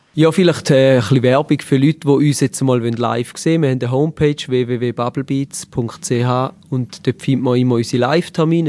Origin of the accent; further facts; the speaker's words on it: Eastern Switzerland, St. Gallen and Lustmühle, Switzerland; Wir kommen aus der Ostschweiz, genauer aus St. Gallen und Lustmühle